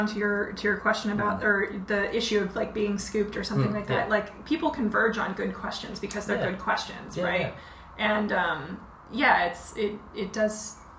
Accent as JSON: {"language": "English", "town": "Stockton", "region": "California", "country": "United States", "tie": "born or raised there", "said": "I am from this town in the Central Valley called Stockton, California."}